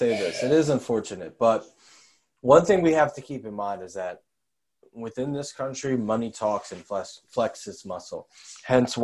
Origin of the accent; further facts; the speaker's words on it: New York, United States; I'm from New York